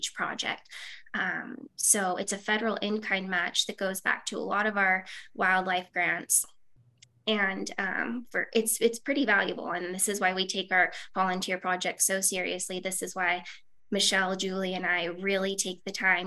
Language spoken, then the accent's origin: English; Southern Nevada, United States; I grew up in Southern Nevada